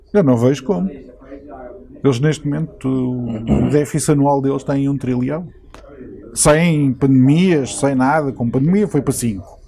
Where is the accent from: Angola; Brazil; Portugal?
Portugal; now in United Kingdom; Eu hum, vivo eh, aqui, mas eu sou português.